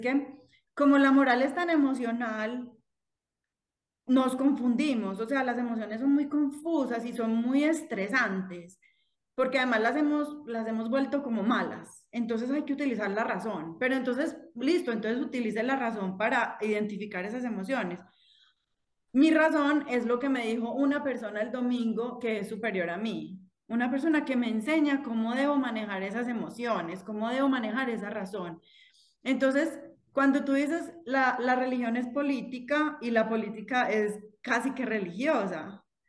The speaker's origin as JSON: {"language": "Spanish", "town": "Manizales", "region": "Caldas", "country": "Colombia", "said": "yo soy de Manizales"}